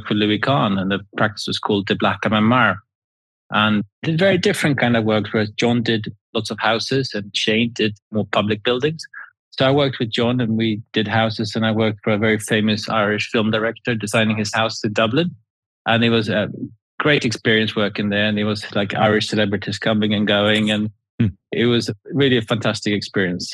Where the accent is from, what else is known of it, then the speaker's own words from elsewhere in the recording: Sweden; now in New Forest, United Kingdom; I grew up in Sweden.